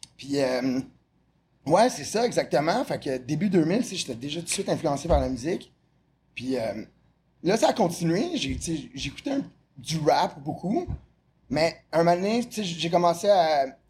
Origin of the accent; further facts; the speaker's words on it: Montreal, Quebec, Canada; also born or lived in Repentigny; je suis né à Repentigny. Euh, à 7 ans, j'ai déménagé dans le West Island de Montréal.